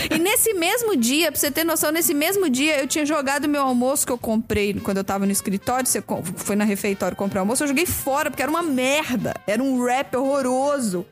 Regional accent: Belo Horizonte, Minas Gerais, Brazil; eu nasci em Belo Horizonte. E aí eu me mudei pra Pará de Minas

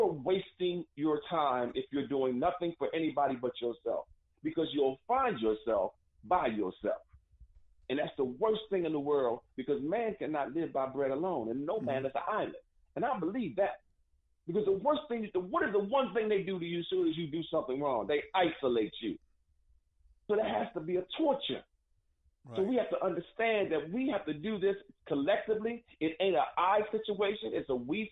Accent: United States

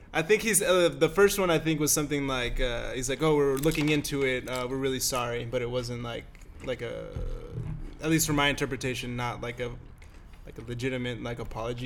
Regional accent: Fort Worth, Texas, United States; moved away as an adult; now in San Jose, United States; Jesus and I are both from uh, Fort Worth. We're from Texas

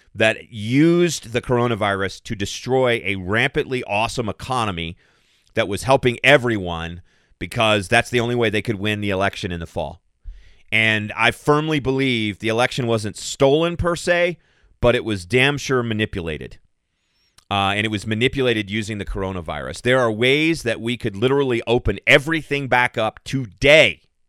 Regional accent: Central Kentucky, United States; now in Colorado, United States; I'm, I'm originally from Central Kentucky

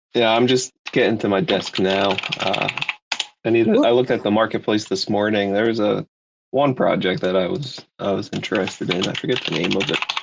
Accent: Philadelphia, Pennsylvania, United States; I'm from Philly

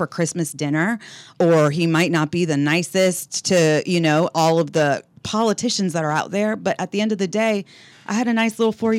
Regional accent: Florida, United States; Well, I'm 35 years old. I am originally from Florida, but I've bounced all over the world.

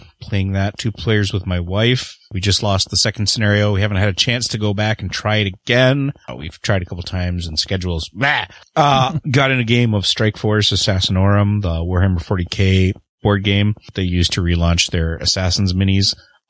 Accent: Canada; I am the Canadian.

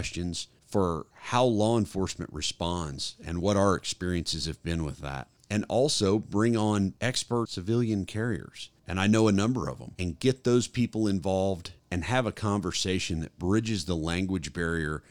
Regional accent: Oklahoma City, Oklahoma, United States; also born or lived in Fort Bragg, North Carolina; moved back to my home state and hometown of Oklahoma City, Oklahoma

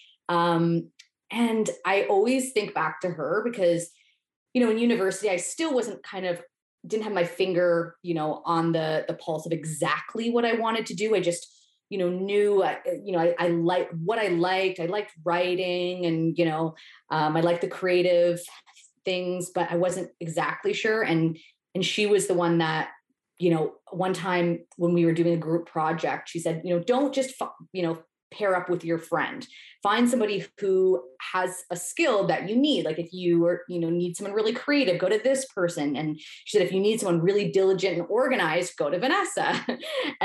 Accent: Toronto, Ontario, Canada; I grew up in the GTA. So I'm from Etobicoke, just outside of the downtown core

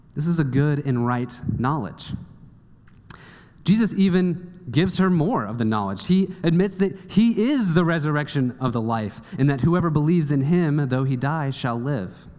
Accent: Kansas City, United States; I grew up in Kansas City, and I did not see the ocean until I was 18 years old

